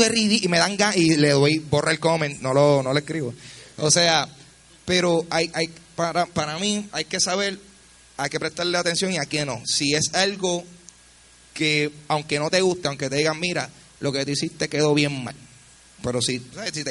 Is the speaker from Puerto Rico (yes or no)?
yes; Carolina, Puerto Rico; Eh, yo soy de Carolina, yo te encuentro, papi.